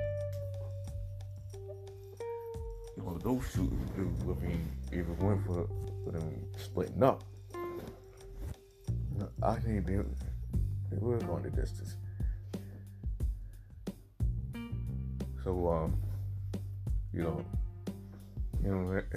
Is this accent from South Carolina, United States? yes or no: yes; South Carolina, United States; my home state of South Carolina